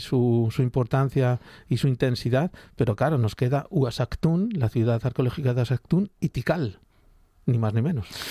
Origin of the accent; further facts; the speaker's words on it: Spain; éramos los primeros españoles